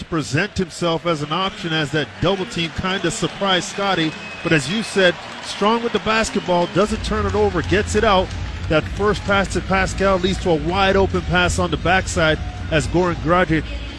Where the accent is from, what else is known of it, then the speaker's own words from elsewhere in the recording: Canada; makes you proud as a Canadian